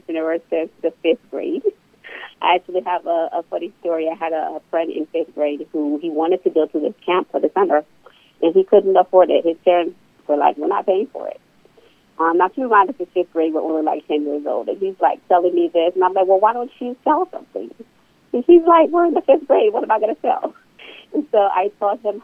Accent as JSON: {"language": "English", "country": "Liberia", "moved": "yes", "lives_now": "Norfolk, United States", "said": "I'm originally from West Africa, Liberia"}